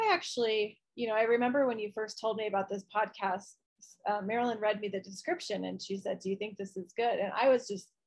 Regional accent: Midwest, United States; I grew up in the Midwest

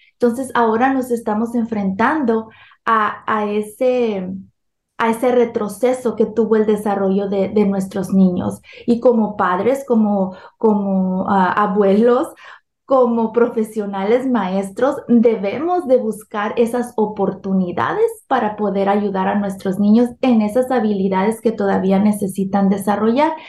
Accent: Sinaloa, Mexico; now in California, United States; soy originaria de México. Nací, crecí en el estado de Sinaloa y, y vivo aquí en California, Estados Unidos, desde hace 32 años

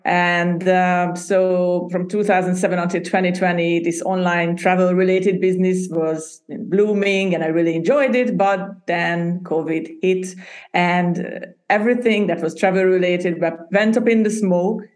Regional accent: Hungary; English is a second language; moved away as an adult; also born or lived in Budapest, Hungary / Denmark; I was born and raised in Hungary, in Central Europe.

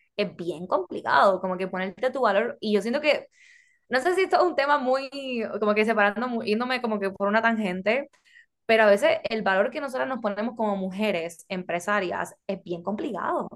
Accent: Puerto Rico; now in United States; ambas somos puertorriqueñas, pero mi familia es extranjera

